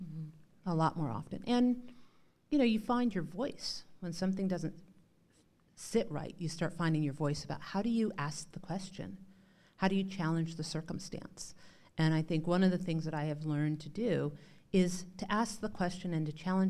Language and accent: English; North Dakota, United States; And growing up in North Dakota, what I will say is I learned to challenge people's norms about what they thought they were saying